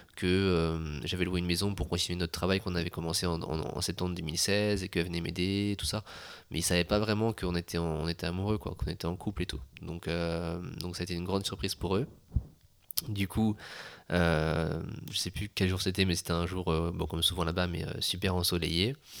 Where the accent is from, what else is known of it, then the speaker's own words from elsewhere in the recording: France; moved away; je suis français